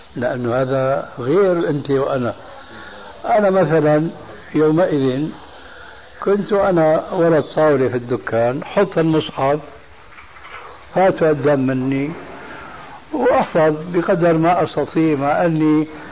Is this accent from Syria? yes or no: yes; Syria; عندنا في سوريا